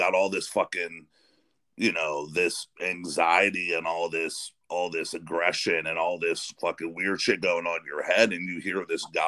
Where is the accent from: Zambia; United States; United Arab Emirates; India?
United States; Western Pennsylvania; now in Ohio, United States; I grew up in Western Pennsylvania, and I live closer to Youngstown now. I live over in Ohio